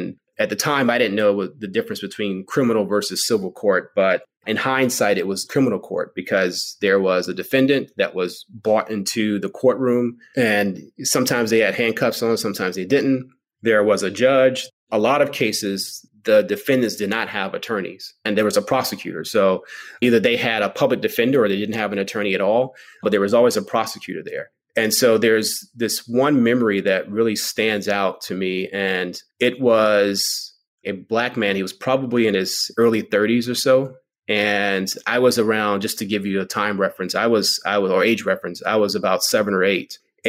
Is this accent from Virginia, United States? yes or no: yes; Virginia, United States; also born or lived in Richmond, Virginia / North Carolina; now in Los Angeles, United States; I'm actually from the East Coast. Well, I was born in Richmond, Virginia, grew up between Virginia and North Carolina.